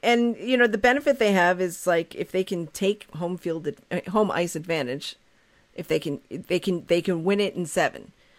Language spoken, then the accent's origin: English; Newport, Rhode Island, United States; Newport, Rhode Island, my hometown.